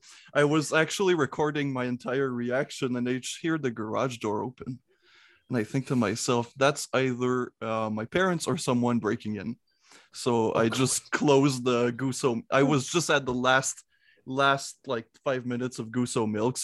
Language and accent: English; Canada; first language French; English is a second language; I am from Canada, where it's cold.